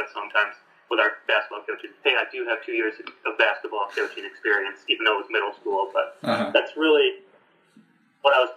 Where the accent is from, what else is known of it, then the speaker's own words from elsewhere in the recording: Greenville, Michigan, United States; moved away; I'm from Greenville, which is like a 30-minute drive